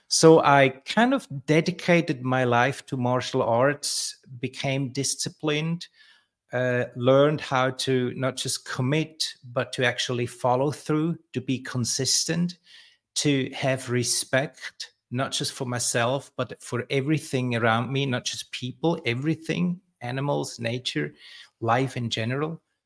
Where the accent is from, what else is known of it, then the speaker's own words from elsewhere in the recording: Switzerland; I grew up in Switzerland, uh, in an orphanage.